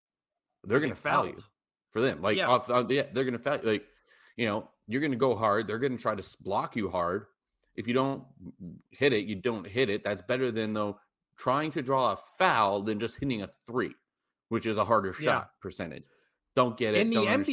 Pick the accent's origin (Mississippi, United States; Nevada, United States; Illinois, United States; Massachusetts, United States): Nevada, United States; Las Vegas; We're from Vegas.